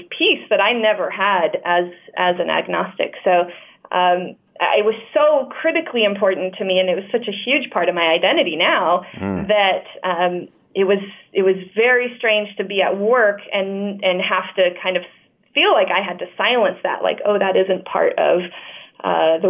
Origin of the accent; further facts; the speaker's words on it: Layton, Utah, United States; I grew up in Layton, Utah